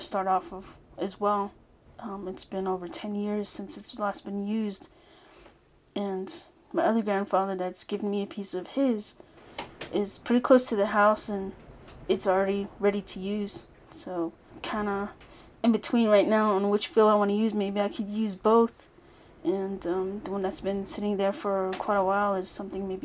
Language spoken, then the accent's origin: English; United States; I am Navajo from Navajo Nation.